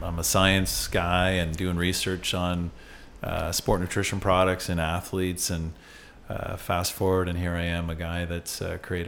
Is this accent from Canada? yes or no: yes; Canada; born or raised there